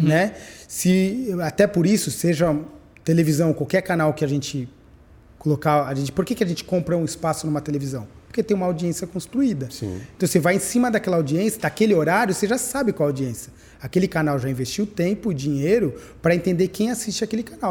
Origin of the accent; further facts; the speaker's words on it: São Paulo, Brazil; eu nasci em São Paulo. É, eu nasci na maternidade de São Paulo